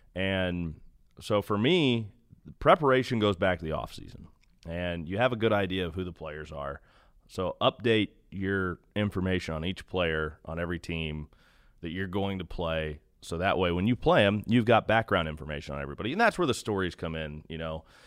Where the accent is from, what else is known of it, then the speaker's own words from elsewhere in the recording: Kansas City, Missouri, United States; moved away; I grew up in Kansas City